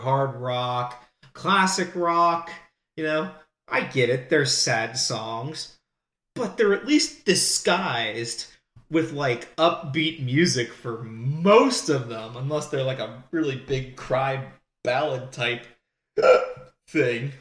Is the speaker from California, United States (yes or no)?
no; Pennsylvania, United States; I'm from Pennsylvania